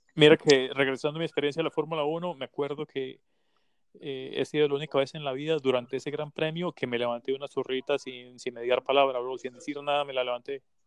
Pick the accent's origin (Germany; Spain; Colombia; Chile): Colombia; moved away; yo también soy de Colombia